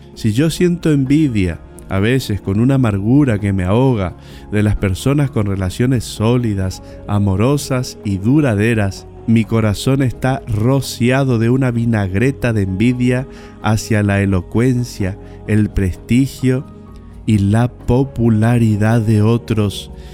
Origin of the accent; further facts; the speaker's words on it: Bernardo de Irigoyen, Misiones, Argentina; Bernardo de Irigoyen, mi pueblo natal